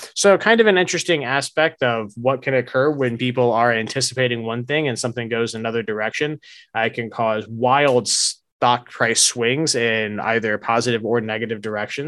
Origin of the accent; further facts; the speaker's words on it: United States; also born or lived in South Georgia / Largo, Florida; growing up in North Florida and South Georgia